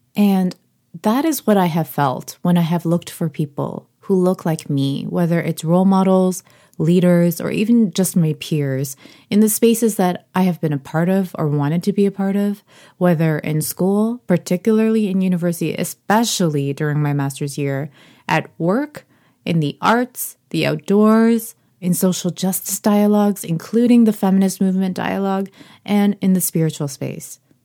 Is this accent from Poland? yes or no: no; Canada; also born or lived in Korea; I identify as Korean, also as Canadian, but I look noticeably Korean or more broadly Asian